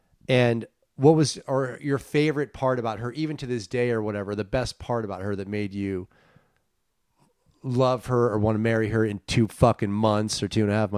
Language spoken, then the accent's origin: English; Los Gatos, California, United States; also born or lived in San Francisco; I'm from the Bay Area.